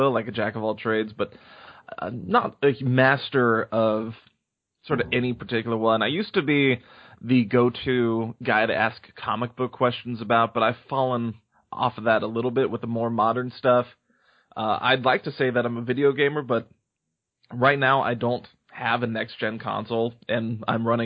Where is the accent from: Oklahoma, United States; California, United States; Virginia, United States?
California, United States; San Diego; I grew up in San Diego, California